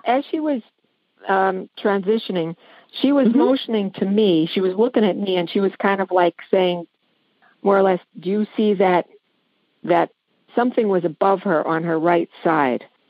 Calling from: Courtdale, Pennsylvania, United States; I'm calling from Courtdale, Pennsylvania

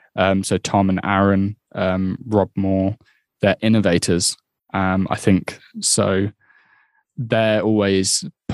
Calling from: Peterborough, East of England, United Kingdom; I'm based in Peterborough today.

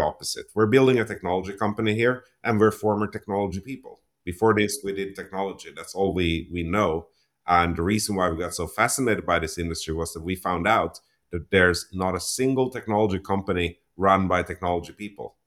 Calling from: Toronto, Ontario, Canada; today I'm, I'm calling in from my home here in Toronto, Ontario, Canada

